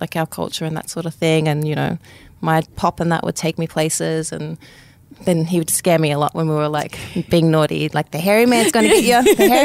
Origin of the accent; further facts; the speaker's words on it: Sydney, New South Wales, Australia; I actually grew up in Sydney all my life, but all my family's up in Dubbo.